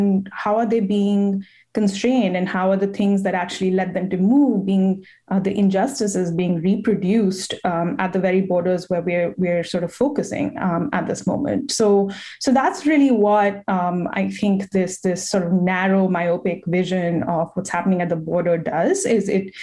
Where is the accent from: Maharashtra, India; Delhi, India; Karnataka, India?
Delhi, India; New Delhi; now in United States; I am Indian, and I am an immigrant myself.